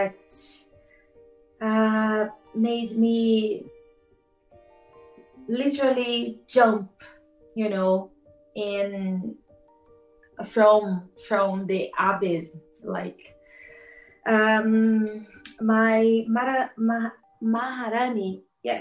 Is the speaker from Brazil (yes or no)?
yes; Brazil; English is a second language; moved away as an adult; now in Cork, Ireland; I came from Brazil